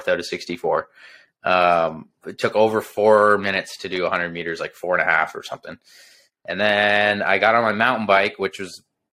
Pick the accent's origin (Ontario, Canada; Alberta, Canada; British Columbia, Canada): Ontario, Canada; Belleville; my hometown, Belleville.